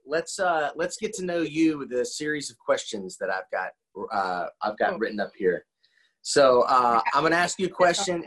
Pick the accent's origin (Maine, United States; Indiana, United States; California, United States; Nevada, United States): Indiana, United States; moved away; also born or lived in Georgia; I grew up in Indiana, and I actually split my childhood between Indiana and Georgia